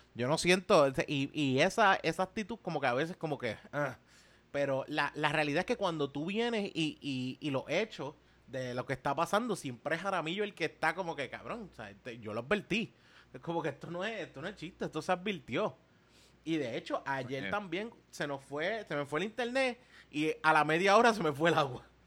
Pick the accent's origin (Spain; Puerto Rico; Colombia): Puerto Rico; nosotros como puertorriqueños